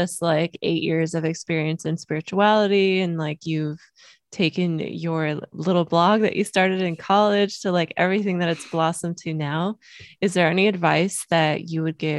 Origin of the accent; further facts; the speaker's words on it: Germany; born there; moved away; I waitressed through college because I was born in Germany. So my immigration status at the time, I couldn't apply for loans.